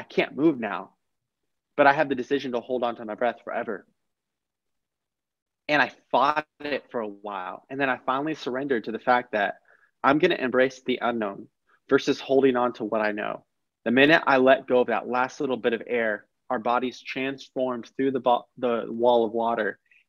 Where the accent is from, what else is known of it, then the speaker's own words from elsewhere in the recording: Texas, United States; born there; My life started in 1995 when I was born in Texas.